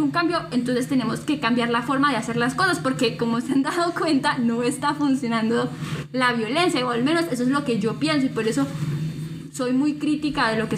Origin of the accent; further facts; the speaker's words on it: Colombia; yo también me incluyo, porque yo también soy colombiana